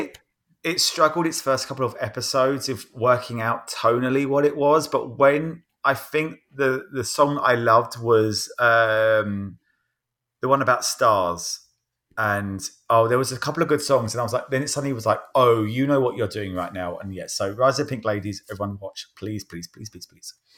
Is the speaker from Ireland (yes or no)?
no; Croydon, London, United Kingdom; now in United States; My Hometown of Croydon